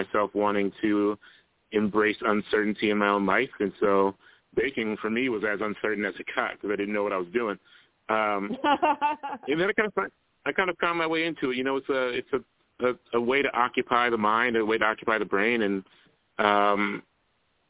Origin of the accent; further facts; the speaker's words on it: Columbus, Ohio, United States; I grew up in Columbus, Ohio, where I live now